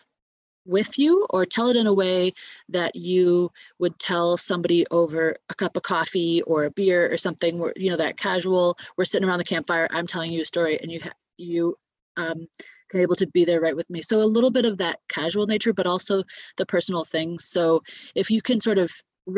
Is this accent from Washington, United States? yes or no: no; Michigan, United States; moved away as an adult; also born or lived in Alaska; now in Anchorage, United States; I'm from Michigan. I've lived in Alaska for about 7 years, and so I'm not from Alaska